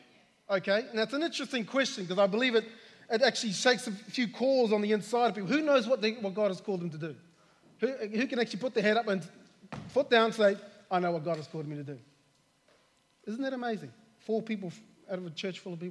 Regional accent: New Zealand; I'm from New Zealand

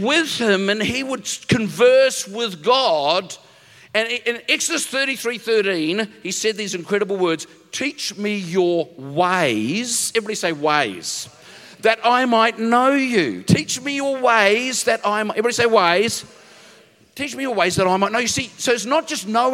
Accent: New Zealand; moved away as an adult; now in Narrabeen, Australia; I come from New Zealand. Okay, there's lots of the mountains.

